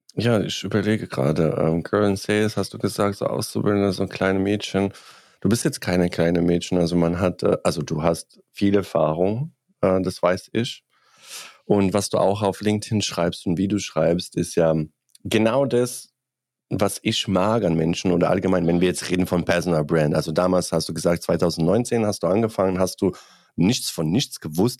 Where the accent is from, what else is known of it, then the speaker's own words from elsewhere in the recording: Bosnia & Herzegovina; German is a second language; now in Germany; Ich komme aus Bosnien